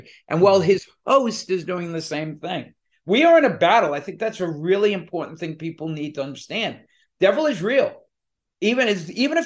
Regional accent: New Jersey, United States; also born or lived in New York; We're two guys from New Jersey

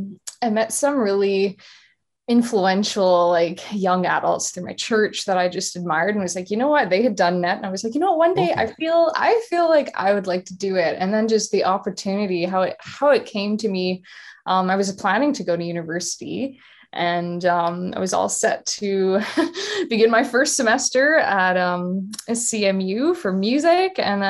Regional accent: Winnipeg, Manitoba, Canada; Oh my goodness. Well, home sweet home. We are known for our cold weather here, yeah.

